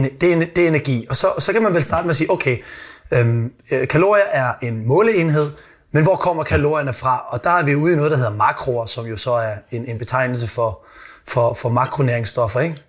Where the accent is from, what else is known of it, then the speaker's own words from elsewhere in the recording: Odense, Southern Denmark, Denmark; Nu er jeg jo fra Odense